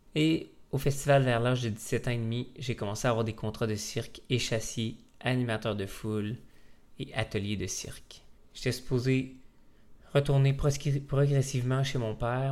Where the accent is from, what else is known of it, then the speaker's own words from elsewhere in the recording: Taschereau, Quebec, Canada; je suis originaire de l'Abitibi. J'habitais à Tachereau avec mon père et mon frère